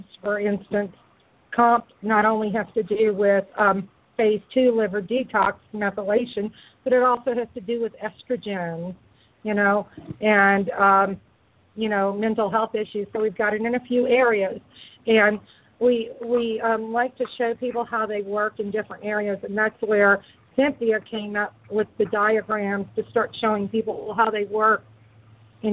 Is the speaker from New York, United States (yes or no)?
no; New Orleans, Louisiana, United States; my hometown, New Orleans